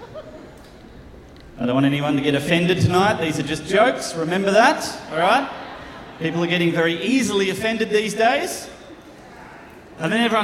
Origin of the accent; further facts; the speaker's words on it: Australia; moved away; I am from Australia